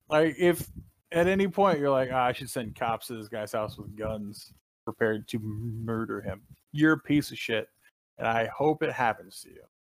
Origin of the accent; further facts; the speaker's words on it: Kentucky, United States; I was raised in Kentucky